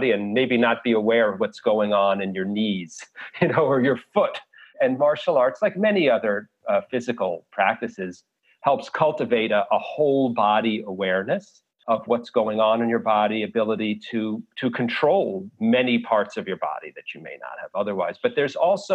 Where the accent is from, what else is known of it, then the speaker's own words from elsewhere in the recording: New York City, New York, United States; I grew up in New York City